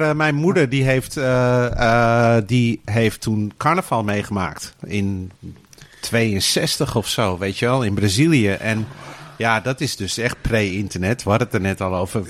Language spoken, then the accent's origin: Dutch; Australia; also born or lived in Rozenburg, Netherlands; now in Netherlands; ik ben in Australië opgevoed